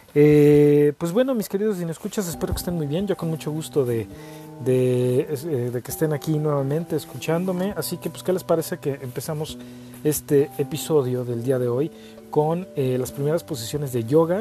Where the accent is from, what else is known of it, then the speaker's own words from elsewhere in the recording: Mexico; como muchos mexicanos